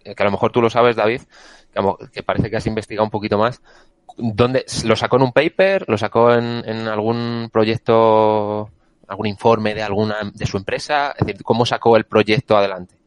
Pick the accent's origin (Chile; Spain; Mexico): Spain; Castilla-La Mancha; now in Madrid, Spain; como Castellano Manchego